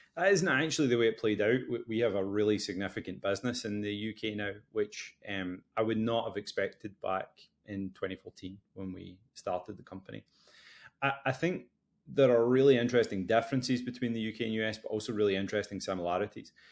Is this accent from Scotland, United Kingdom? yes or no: yes; West Coast of Scotland, United Kingdom; now in Boston, United States; I'm originally from the West Coast of Scotland, although now living in Boston.